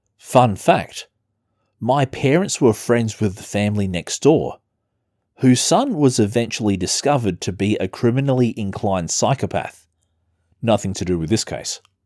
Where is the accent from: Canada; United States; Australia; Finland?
Australia; Adelaide, South Australia; my hometown, Adelaide, South Australia